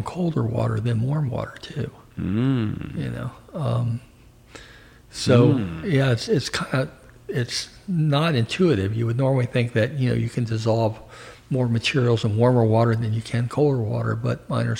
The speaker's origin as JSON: {"language": "English", "area": "Montgomery County", "region": "Maryland", "country": "United States", "tie": "born or raised there", "said": "I grew up in Montgomery County, Maryland, right outside of Washington, D.C."}